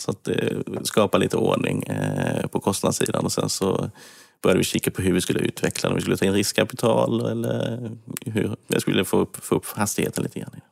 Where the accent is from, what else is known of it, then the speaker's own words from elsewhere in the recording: Kalmar, Kalmar County, Sweden; accent: Småland; jag gick även högskolan i Kalmar där jag är uppväxt. Jag tror det hörs att jag är smålänning